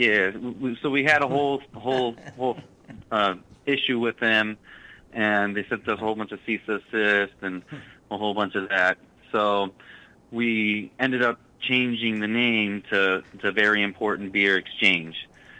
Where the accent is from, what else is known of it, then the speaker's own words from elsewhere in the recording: California, United States; moved away as an adult; now in Massachusetts, United States; So I come from California, and I couldn't afford the housing market, so I moved to Massachusetts